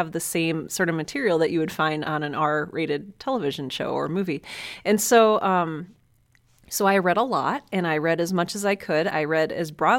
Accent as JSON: {"language": "English", "town": "Cleveland", "region": "Ohio", "country": "United States", "tie": "born or raised there", "said": "I was born and raised in Cleveland, Ohio, one of the best cities on the planet"}